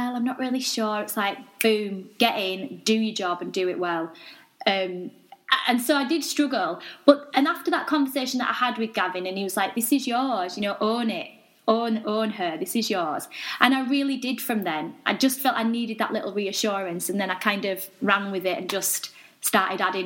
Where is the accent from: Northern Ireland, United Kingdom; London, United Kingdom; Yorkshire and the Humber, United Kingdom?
Yorkshire and the Humber, United Kingdom; accent: Yorkshire (implied by Emmerdale remark)